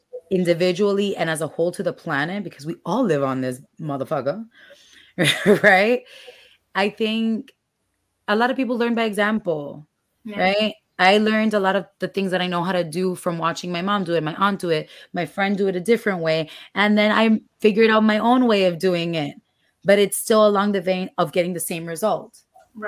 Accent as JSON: {"language": "English", "country": "Dominican Republic", "tie": "born or raised there", "moved": "yes", "said": "I grew up in DR, and over there, the stoves are still gas"}